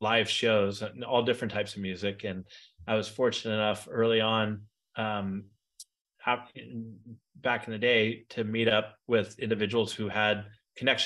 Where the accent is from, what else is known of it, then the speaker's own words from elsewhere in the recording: San Francisco Bay Area, California, United States; I grew up in the San Francisco Bay Area